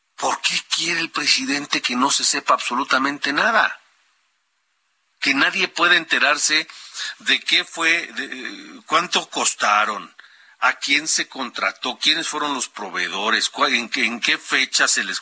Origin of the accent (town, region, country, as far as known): Honduras; moved away